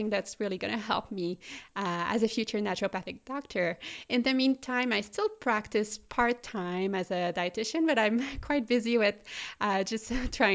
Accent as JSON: {"language": "English", "town": "Quebec City", "region": "Quebec", "country": "Canada", "also_born_or_lived": "Melbourne, Australia / Munich, Germany", "second_language": "English", "moved": "yes", "said": "I studied in Quebec City, which is the French-speaking province of Canada, in case you're wondering where my accent is coming from."}